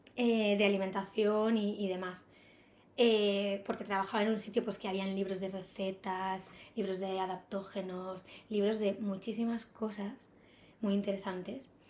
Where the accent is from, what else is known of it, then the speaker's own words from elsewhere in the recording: Ibiza, Balearic Islands, Spain; moved away as an adult; also born or lived in Barcelona; now in Madrid, Spain; desde que tengo 18 años tenía claro que no podía seguir en la isla